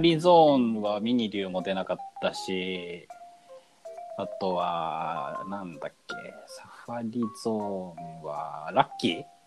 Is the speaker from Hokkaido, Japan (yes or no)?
no; Tokyo, Japan; 俺小学校の時は東京の方にいたけどね。